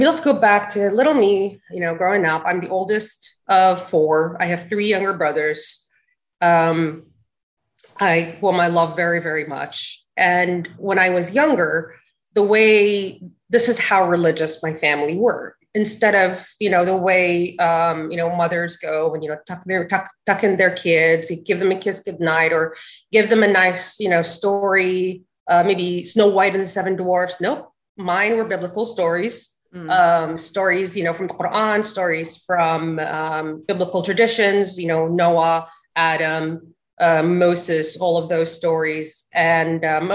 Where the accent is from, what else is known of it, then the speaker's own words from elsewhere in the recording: Dhahran, Eastern Province, Saudi Arabia; moved away as an adult; also born or lived in Al-Hasa; now in United States; I'm originally, you know, from the Eastern province, Al-Hasa. And I didn't really grow up in Al-Hasa because both my parents worked in Dhahran. So I grew up there